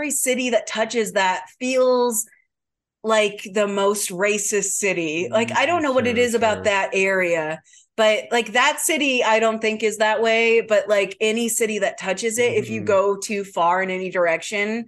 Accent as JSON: {"language": "English", "town": "Lafayette", "region": "Indiana", "country": "United States", "tie": "born or raised there", "moved": "yes", "said": "we grew up in Lafayette, Indiana"}